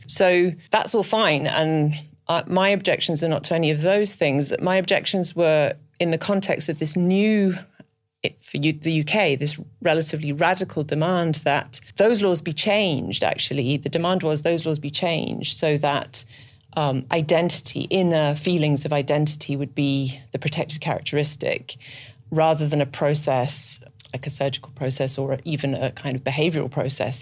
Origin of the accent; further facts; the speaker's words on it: Scotland, United Kingdom; moved away; I'm actually from Scotland originally.